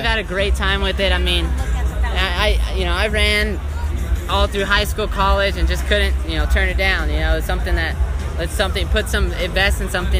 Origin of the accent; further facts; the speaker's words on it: Texas, United States; I came from Texas, and it was one of those things.